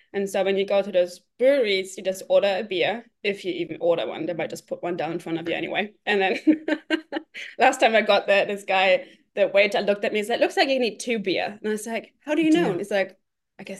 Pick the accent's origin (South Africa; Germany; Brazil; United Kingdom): Germany; Cologne, North Rhine-Westphalia; English is a second language; moved away as an adult; also born or lived in Boston, United States; now in California, United States; I grew up just outside of Cologne area